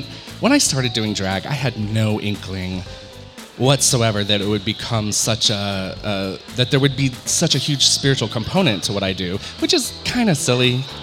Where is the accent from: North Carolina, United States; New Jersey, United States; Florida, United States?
North Carolina, United States; Western; moved away as an adult; now in San Diego, United States; I am from the Bible Belt, born and raised in Western North Carolina in the Appalachians.